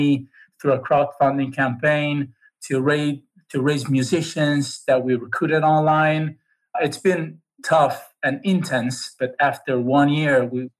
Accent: Cesena, Emilia-Romagna, Italy; I live in a very small town in Italy. It's called Cesena.

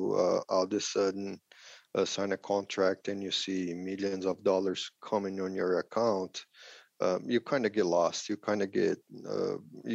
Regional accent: Brazil; English is a second language; moved away as an adult; also born or lived in Nebraska, United States / Spain; now in Hawaii, United States; growing up, I'm originally from Brazil

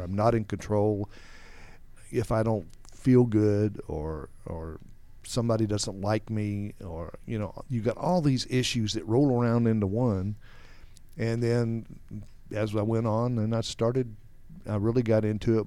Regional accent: New Mexico, United States; also born or lived in Texas; I grew up in, uh, actually New Mexico, where we moved to from Texas.

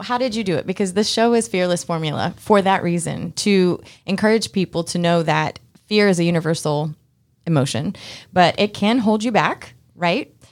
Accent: Massachusetts, United States; now in Georgia, United States; I'm from Massachusetts, too

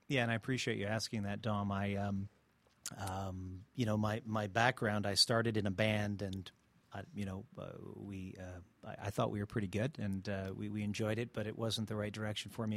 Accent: Montreal, Quebec, Canada; now in Atlanta, United States; I'm originally from Canada, from Montreal.

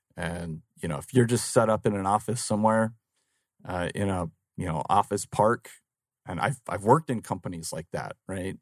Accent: Phoenix, Arizona, United States; I actually grew up right here in Phoenix, uh, born and raised in Phoenix

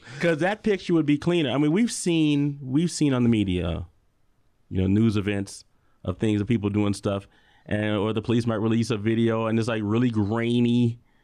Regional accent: Chicago, Illinois, United States; now in Tucson, United States; I'm from Chicago

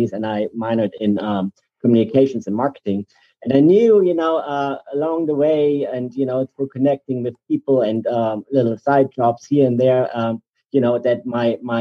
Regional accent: East Germany, Germany; moved away as an adult; also born or lived in Atlanta, Georgia, United States; now in Rome, Georgia, United States; I was actually born in a country that no longer exists. I grew up in East Germany, so behind the Iron Curtain.

